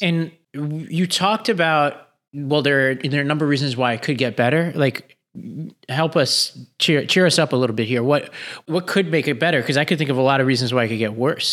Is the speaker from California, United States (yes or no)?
no; New York City, New York, United States; I grew up in Staten Island